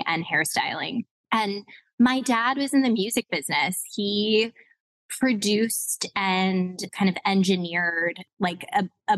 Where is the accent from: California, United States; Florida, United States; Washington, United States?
California, United States; Los Angeles; also born or lived in New York City; grew up in LA proper, like Hollywood, the Valley, like right smack in between, in the middle of the city